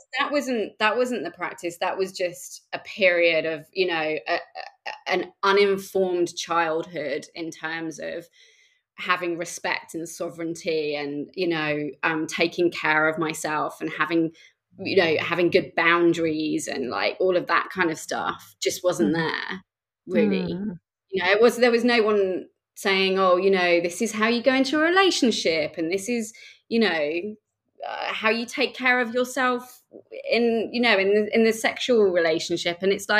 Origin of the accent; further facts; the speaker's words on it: Reading, South East England, United Kingdom; there was nothing in Reading where I come from. It's just outside of London.